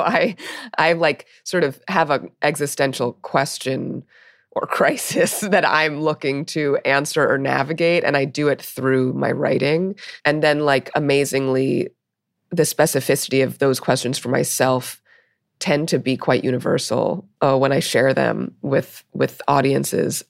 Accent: New York City, New York, United States; I grew up in Brooklyn, uh, in the eighties

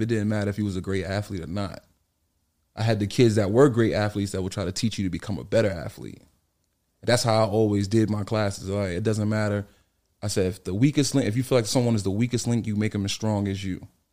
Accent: New York City, New York, United States; also born or lived in Bronx; I'm actually from Harlem, right across the street from, uh, Rucker Park on one hundred fifty-fifth Street.

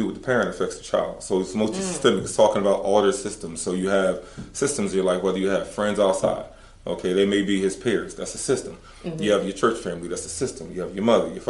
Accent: Philadelphia, Pennsylvania, United States; moved away; growing up in Philly

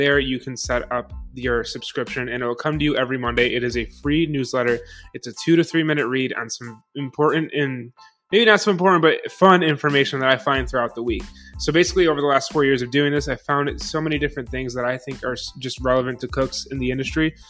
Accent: Buffalo, New York, United States; moved away; Growing up in Buffalo

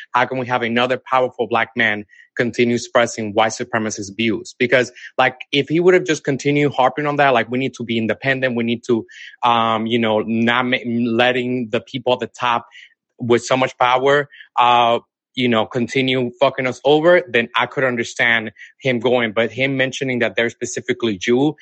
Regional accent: Dominican Republic; now in Atlanta, United States; I'm originally from Dominican Republic, but I live in Atlanta, okay. Georgia now.

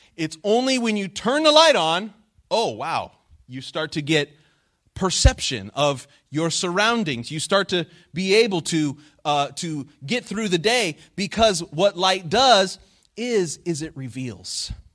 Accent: Phoenix, Arizona, United States; moved away as an adult; I grew up twenty years in Phoenix, Arizona

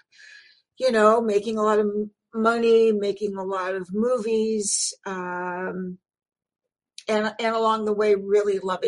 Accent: Los Angeles, California, United States; I'm from Los Angeles. I'm a native, second generation

